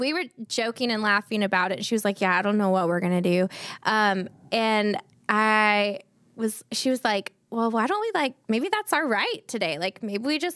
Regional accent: Santa Barbara, California, United States; moved away as an adult; also born or lived in Los Angeles; now in Nashville, United States; born and raised in Santa Barbara

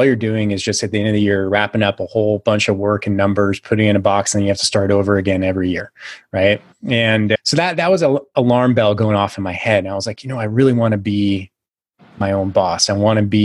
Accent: Silicon Valley, California, United States; I'm originally from California, grew up in the Silicon Valley before it really became all

